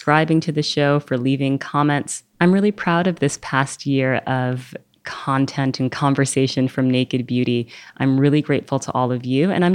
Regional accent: New York, United States; I grew up here in New York

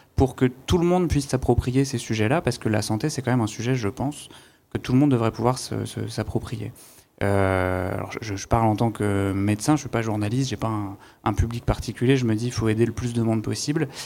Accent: Saint-Denis, Île-de-France, France; je viens de Saint-Denis

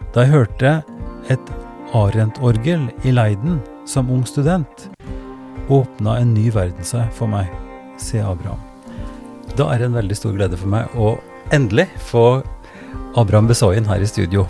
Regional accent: Oppdal, Trøndelag, Norway; jeg er fra, fra Oppdal, Sør-Trøndelag

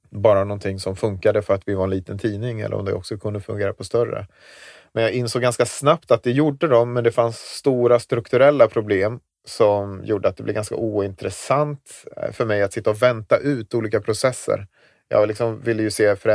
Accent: Gotland, Sweden; Att när kommer de på mig att jag är en bloggare från Gotland?

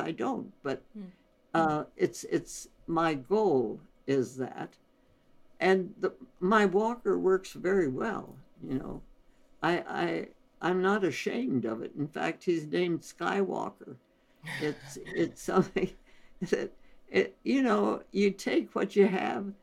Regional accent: India; moved away; we were born and raised in India

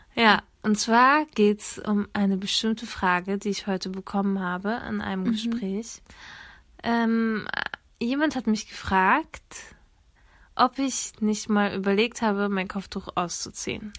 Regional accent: Germany; Ich bin hier in Deutschland geboren

